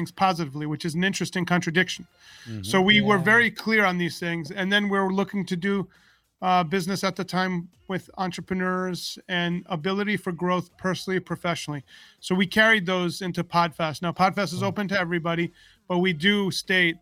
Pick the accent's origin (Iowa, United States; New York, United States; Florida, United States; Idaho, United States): New York, United States; I grew up in New York, and I came from a very big fat Greek family